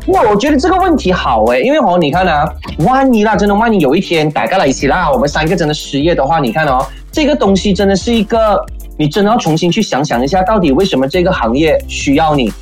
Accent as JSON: {"language": "Chinese", "country": "Malaysia", "said": "却没有我们马来西亚人想要去做的"}